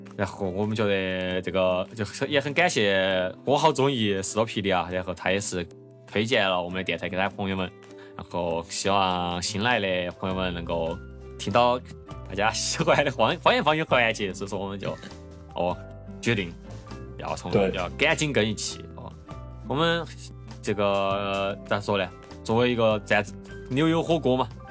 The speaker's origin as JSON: {"language": "Chinese", "town": "Chengdu", "region": "Sichuan", "country": "China", "said": "作为一个成都人，一个四川人，一个川渝人哈"}